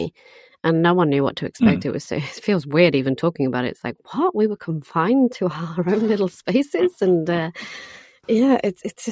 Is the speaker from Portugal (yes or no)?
yes; Portugal; now in London, United Kingdom; I grew up in Portugal.